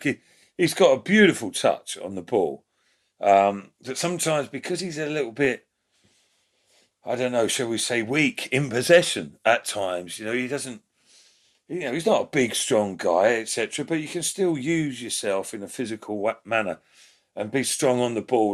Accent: London, United Kingdom; I'm from South London way

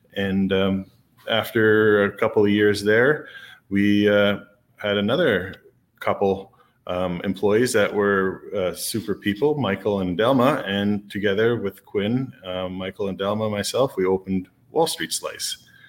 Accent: Canada; being a Canadian

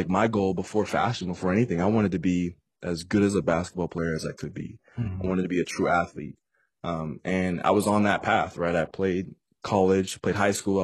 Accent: Aurora, Colorado, United States; Born and raised in Colorado. I say Denver, Colorado for my videos and different things that I put out online. But mostly Denver metro area, where I actually grew up in, is a city called Aurora, Colorado.

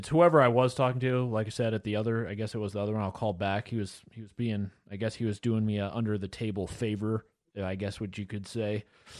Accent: the South, United States; We're from the South, so that's why we were wondering if it's for specifically cows or pigs or what, because we only have cows.

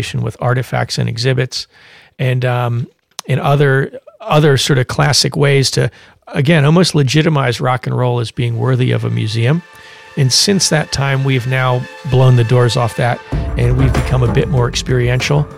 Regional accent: Philadelphia, Pennsylvania, United States; my hometown, Philadelphia, Pennsylvania

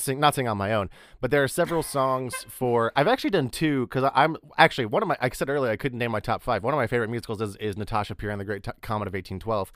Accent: near Amarillo, Texas, United States; moved away; nearby my hometown, there was a, a, the big city that, it was Amarillo

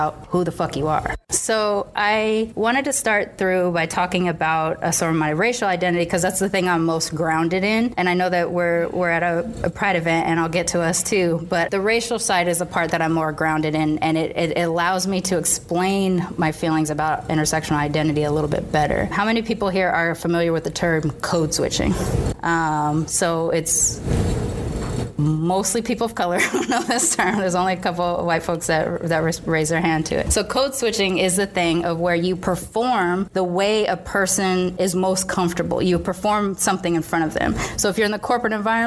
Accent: United States; also born or lived in Boston / California; America, America, America.

